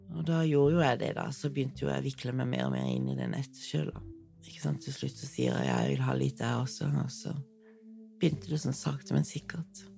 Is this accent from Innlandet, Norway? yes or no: no; Kristiansand, Agder, Norway; Jeg har vokst opp i Kristiansand